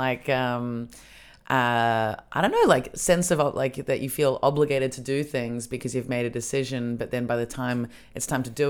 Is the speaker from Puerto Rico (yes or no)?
no; Australia; now in Berlin, Germany; as an Australian